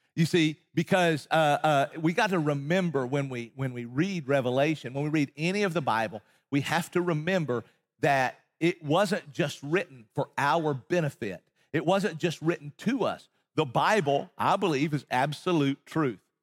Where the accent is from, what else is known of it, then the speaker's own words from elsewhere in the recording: Appalachian Mountains in East Tennessee, United States; moved away as an adult; also born or lived in Texas; I grew up in Appalachian Mountains in East Tennessee